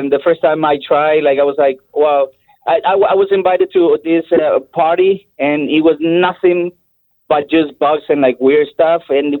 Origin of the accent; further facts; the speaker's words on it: El Salvador; moved away; also born or lived in Mexico; I am from El Salvador. And I lived in Mexico for 4 years